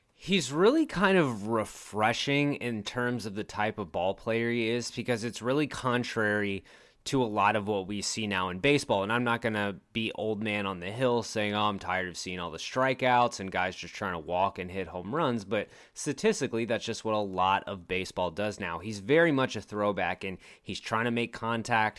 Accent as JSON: {"language": "English", "town": "Richmond", "region": "Virginia", "country": "United States", "tie": "born or raised there", "moved": "yes", "lives_now": "Texas, United States", "said": "I grew up in Richmond, Virginia"}